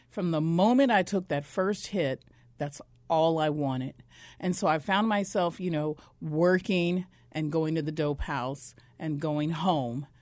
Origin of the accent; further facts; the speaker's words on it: Flagstaff, Arizona, United States; also born or lived in Mississippi; I'm from Mississippi, but I was raised in northern Arizona up in Flagstaff